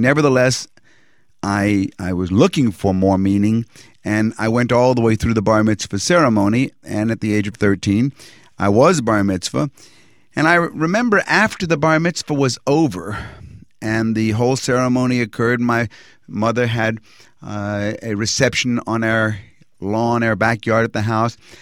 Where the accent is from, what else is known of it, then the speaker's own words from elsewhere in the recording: Norfolk, Virginia, United States; moved away as an adult; also born or lived in Lexington, Virginia / New York City / Austin, Texas / Mexico; now in Ferndale, Washington, United States; I was born in Norfolk, Virginia